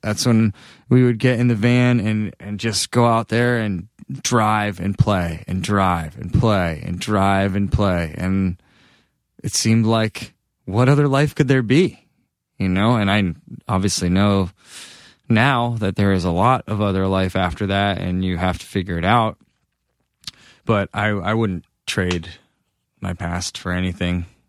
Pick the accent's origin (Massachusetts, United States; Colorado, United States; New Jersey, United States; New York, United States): Massachusetts, United States; moved away as an adult; also born or lived in Boston; now in Los Angeles, United States; being back in Massachusetts, it feels like where I was made